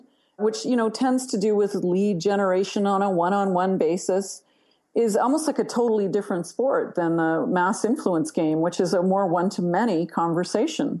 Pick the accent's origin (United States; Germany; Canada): Canada; You can tell I'm Canadian